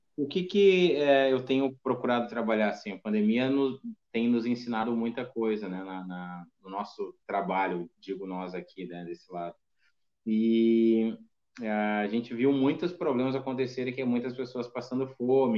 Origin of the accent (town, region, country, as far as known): Brazil